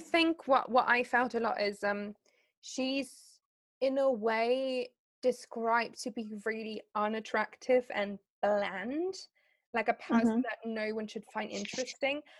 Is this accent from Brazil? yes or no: no; Germany; English is a second language; because I'm from Germany.